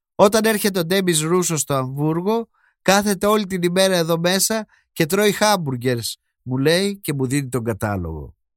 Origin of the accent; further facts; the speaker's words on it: Greece; είμαι Έλληνας.